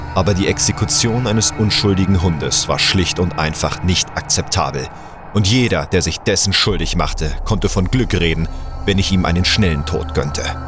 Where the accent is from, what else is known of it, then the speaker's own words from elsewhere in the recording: Hamburg, Germany; now in Bühl, Germany; gebürtiger Hamburger